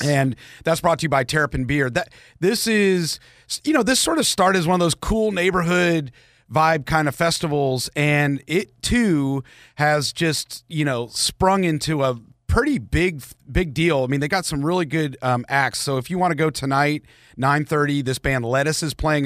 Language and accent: English; Marietta, Georgia, United States; I grew up in Marietta